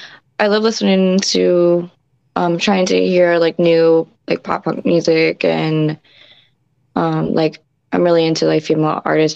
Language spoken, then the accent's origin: English; Staunton, Virginia, United States; now in Virginia Beach, United States; So I'm originally from Stanton, Virginia.